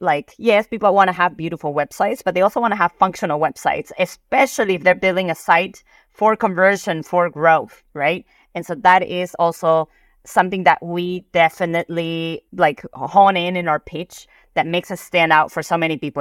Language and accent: English; Peru; moved away; So I'm Peruvian, I'm Asian, and I grew up in South America.